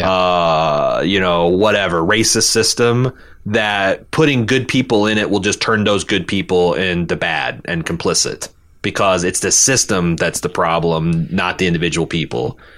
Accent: Brooklyn, New York, United States; as a New Yorker born and raised in Brooklyn, I might be one of the few people looking forward to the Isle of Dead spinoff.

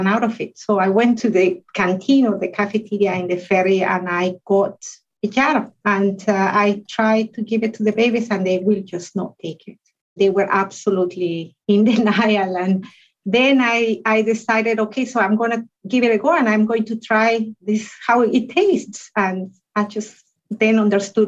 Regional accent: Guatemala; moved away as an adult; also born or lived in United Kingdom / Europe; now in Glasgow, United Kingdom; I come originally from Guatemala in Central America, but I've been in the UK for over 15 years and in Europe for about 20 years.

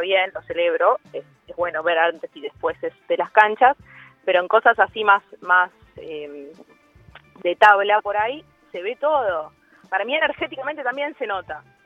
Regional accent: Buenos Aires, Argentina; ser porteña

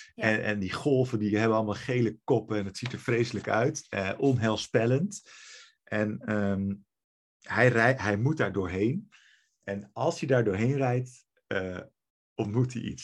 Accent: Netherlands; dat is natuurlijk ook waar ik vandaan kom

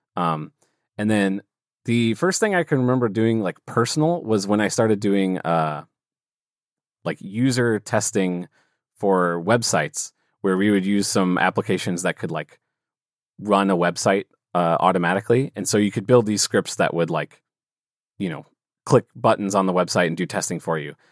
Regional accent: St. Louis, Missouri, United States; I'm from St. Louis, Missouri, here in the U.S.

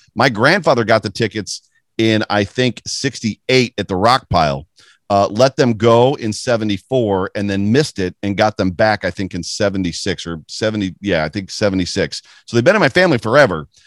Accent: Buffalo, New York, United States; I'm from Buffalo

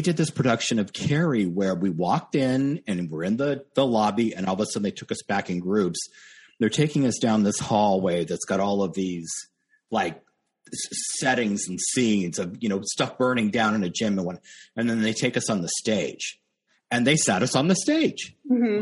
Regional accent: Los Angeles, California, United States; moved away as an adult; now in New York, United States; my husband and I were both born in Los Angeles. We moved out to New York about, I think it was like five, six years ago

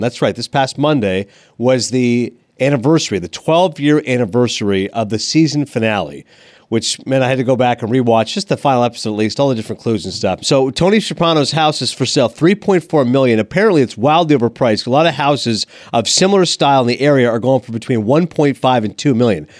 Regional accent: Toronto, Ontario, Canada; My hometown of Toronto

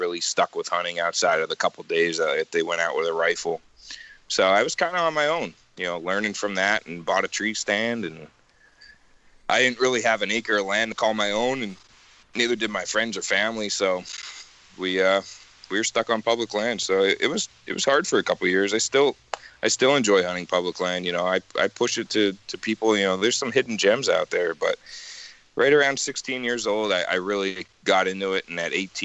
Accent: northeastern Pennsylvania, United States; Grew up hunting just as anybody else in northeastern Pennsylvania does

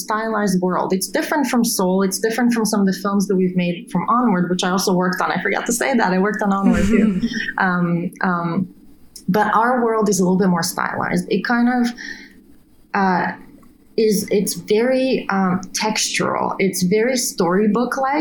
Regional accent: Bulgaria; moved away; also born or lived in Italy; I come from Bulgaria, Eastern Europe

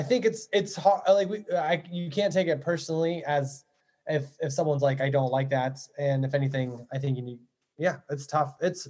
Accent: Cleveland, Ohio, United States; because I was born in Cleveland and like we had the stuff, and growing up, we didn't see anything wrong with it.

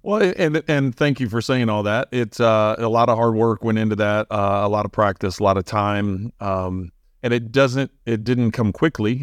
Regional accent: St. Louis, Missouri, United States; moved away as an adult; also born or lived in Bloomington, Illinois; I grew up in Saint Louis 'cause we were there, you know, all the way from ten years old until, until I left to college

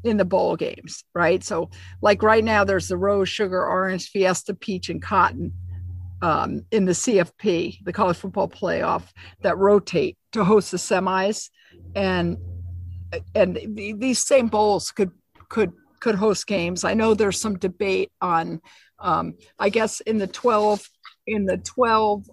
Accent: New Jersey, United States; moved away; even though I grew up in New Jersey, I'm in New York.

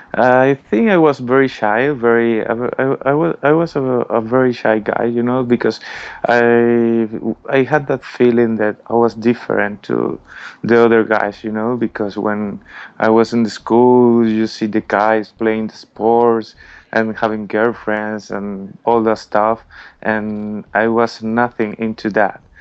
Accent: Margarita Island, Nueva Esparta, Venezuela; English is a second language; moved away as an adult; also born or lived in Caracas, Venezuela; now in Madrid, Spain; I was born in Caracas in Venezuela, but all my family is around the country. You know, I grew up in a little island in Margarita

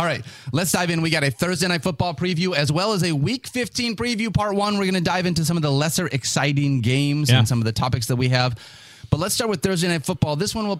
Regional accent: Michigan, United States; we grew up in Michigan.

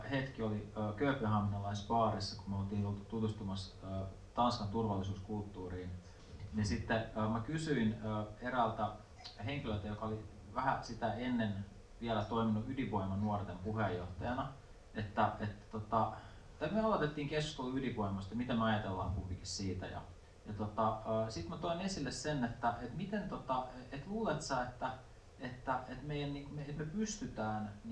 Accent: Joutseno, South Karelia, Finland; joutseno 80-luvulla, se oli aika, aika kova niin kuin, rauhan mielisairaala, jonka alueelta mä oon kotoisin

